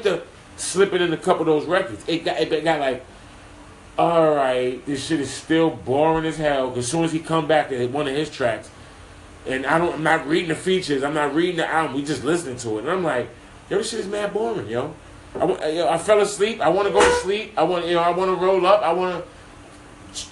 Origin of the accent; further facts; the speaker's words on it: New York City, New York, United States; I'm from Harlem